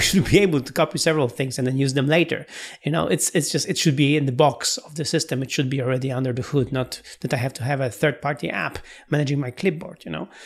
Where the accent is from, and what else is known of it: Poland; English is a second language